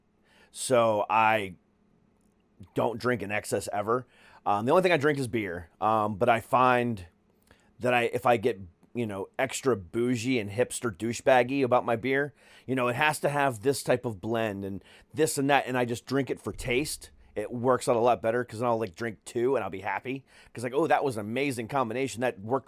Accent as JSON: {"language": "English", "region": "Ohio", "country": "United States", "also_born_or_lived": "Altamonte Springs, Florida", "moved": "yes", "said": "I'm originally from Ohio"}